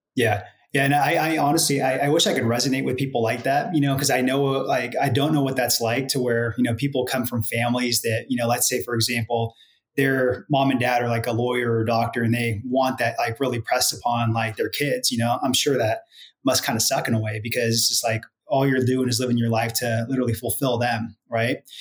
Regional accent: Santa Rosa, California, United States; moved away as an adult; also born or lived in Los Angeles, California; now in Dallas, United States; So born and raised out there

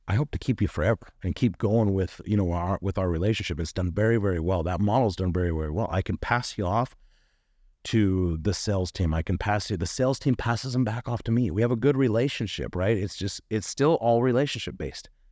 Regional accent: Northern Nevada, United States; moved away as an adult; now in Utah, United States; I was from Northern Nevada

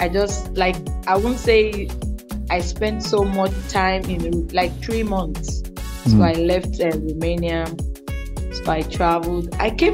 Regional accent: Lagos, Nigeria; moved away as an adult; now in Saudi Arabia; I was born and brought up in Lagos

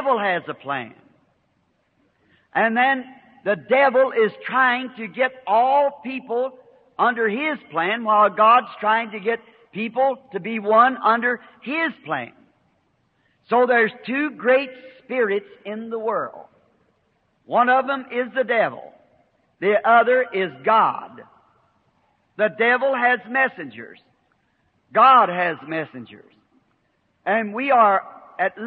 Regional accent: the South, United States; I'm a Southerner

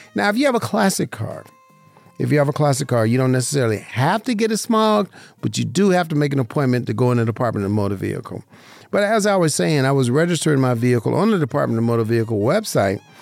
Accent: Las Vegas, Nevada, United States; growing up in Vegas, I played on baseball teams

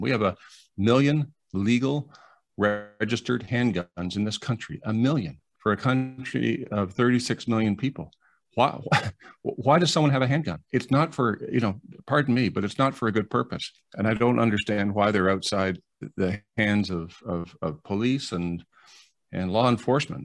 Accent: Canada; I'm ashamed as a Canadian

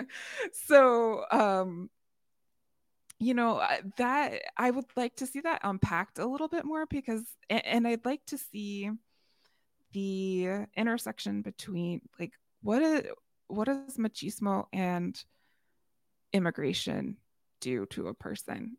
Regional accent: Chicagoland, Illinois, United States; So, Chicagoland, I'm from Chicagoland

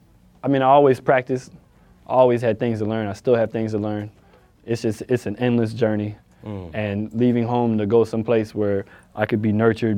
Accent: Florida, United States; I'm from Florida

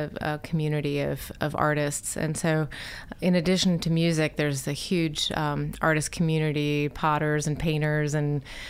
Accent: Virginia, United States; now in Asheville, United States; I'm from Virginia originally, and I live now in Asheville, North Carolina.

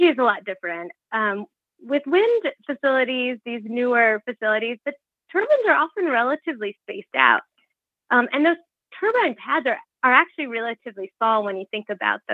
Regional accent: Midwest, United States; moved away; where I grew up back in the Midwest

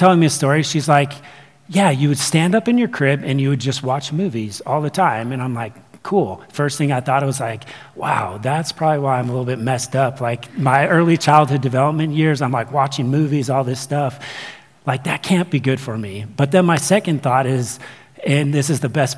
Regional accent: Ventura, California, United States; I grew up, or I was born in Ventura, California.

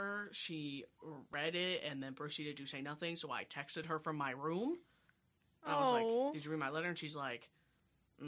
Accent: Kansas City, United States; I'm from KC, like South KC.

